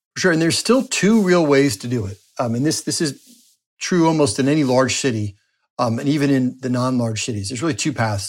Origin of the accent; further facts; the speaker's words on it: New Jersey, United States; moved away as an adult; also born or lived in Washington, D.C.; now in Florida, United States; my home state of New Jersey